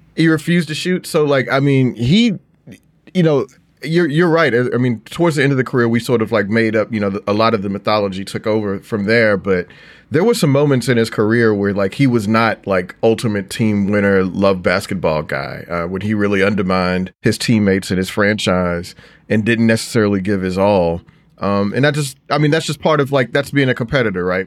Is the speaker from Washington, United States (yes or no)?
no; Houston, Texas, United States; I grew up in Houston